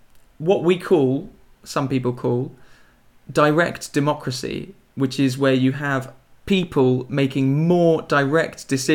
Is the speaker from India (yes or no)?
no; England, United Kingdom; I'm from England.